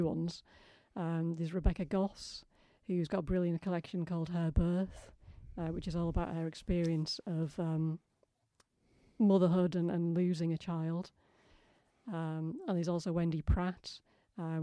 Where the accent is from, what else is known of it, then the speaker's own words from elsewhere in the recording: Ossett, Yorkshire and the Humber, United Kingdom; I grew up in Ossett, which is kind of on the cusp